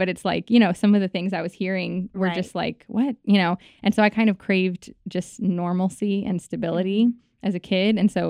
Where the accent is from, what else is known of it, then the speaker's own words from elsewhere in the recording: New York, United States; also born or lived in Los Angeles; So I was born in Los Angeles. She got the call that she was going to be on Saturday Night Live. Mm-hmm. We flew to New York, lived in New York, and I grew up there